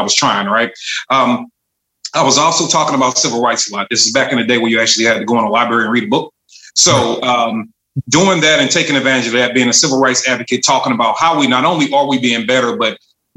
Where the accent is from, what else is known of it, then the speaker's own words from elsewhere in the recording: St. Louis, Missouri, United States; I am from St. Louis, Missouri, from the northern sector. So the north side of St. Louis, Walnut Park is the hood I represent.